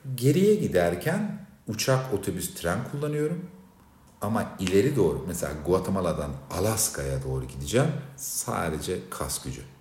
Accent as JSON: {"language": "Turkish", "country": "Turkey", "said": "ben Türk'üm"}